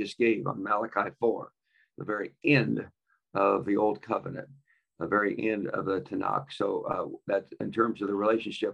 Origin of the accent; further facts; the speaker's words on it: Kansas, United States; I grew up on the Kansas farm